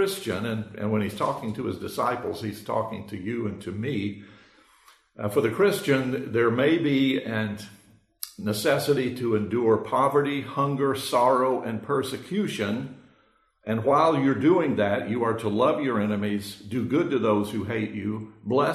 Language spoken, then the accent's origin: English; United States; we are born and raised in America in the 21st century